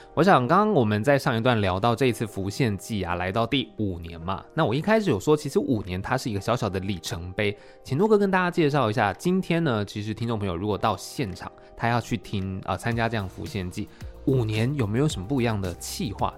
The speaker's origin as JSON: {"language": "Chinese", "region": "Taichung", "country": "Taiwan", "tie": "born or raised there", "moved": "yes", "said": "我也是台中人"}